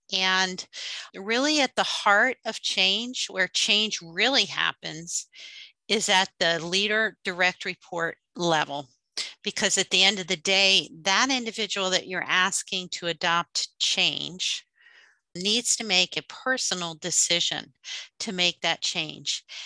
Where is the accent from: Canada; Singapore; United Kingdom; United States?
United States; outside the Philadelphia area, Pennsylvania; I grew up outside the Philadelphia area.